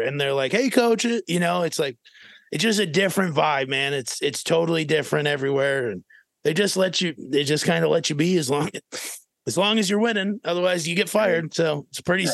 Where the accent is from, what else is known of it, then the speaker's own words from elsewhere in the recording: Minnesota, United States; moved away as an adult; also born or lived in Fairmont, Minnesota; now in Arizona, United States; I was from Minnesota